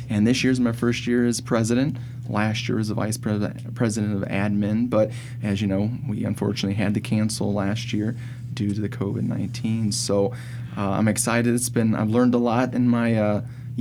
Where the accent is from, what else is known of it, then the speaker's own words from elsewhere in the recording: Fort Wayne, Indiana, United States; I was born and raised here in Fort Wayne